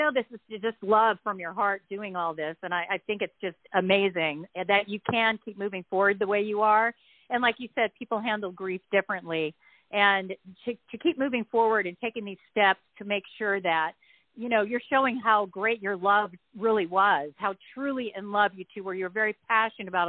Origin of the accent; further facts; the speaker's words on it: Huntington Beach, California, United States; moved away as an adult; I grew up in Huntington Beach. I am definitely a Cali girl